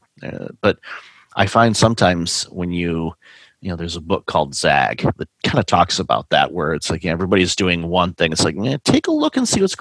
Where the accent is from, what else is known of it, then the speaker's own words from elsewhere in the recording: Big Ten area, Midwest, United States; I grew up in the Big Ten area